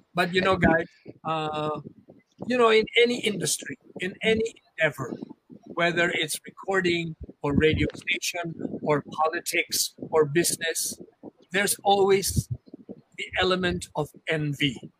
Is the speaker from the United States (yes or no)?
no; Philippines; I have Chinese blood, yes, but I am a Filipino. In my heart and my soul, I am a Filipino and I'm proud of being a Filipino